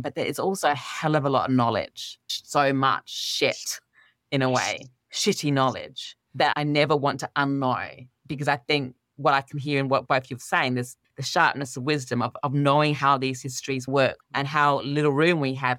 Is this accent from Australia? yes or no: yes; Australia; I was brought up in Australia with my father's Pakistani, my mother's English